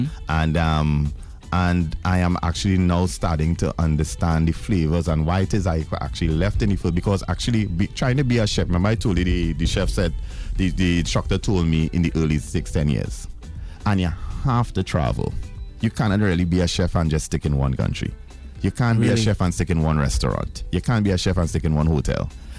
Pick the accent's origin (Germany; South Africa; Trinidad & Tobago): Trinidad & Tobago; remember, I came from Trinidad without any kind of nobody knowing me.